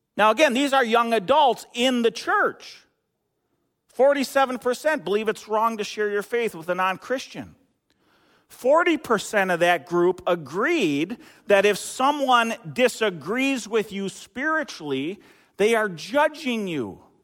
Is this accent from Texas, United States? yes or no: no; Eden Prairie, Minnesota, United States; moved away; I worked at a grocery store back in my hometown, Eden, Eden Prairie